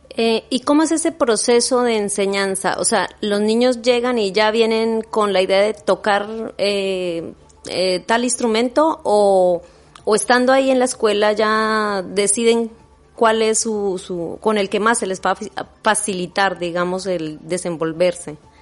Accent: Colombia; now in Biscay, Spain; soy de Colombia

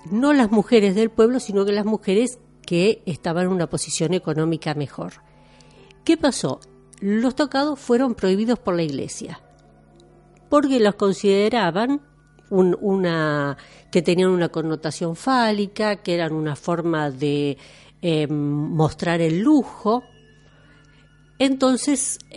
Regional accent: Basque Country, Spain; No somos mejores, pero tampoco somos peores, no somos franceses, no somos españoles, tenemos con ellos en común lo mismo que puede tener un coreano, y bueno, esta era la idea, eh, un poco contar quiénes somos los vascos.

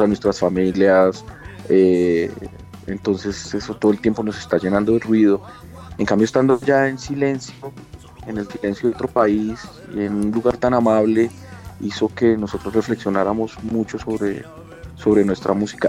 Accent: Colombia; nosotros somos colombianos y unos colombianos que pretenden hacer rock

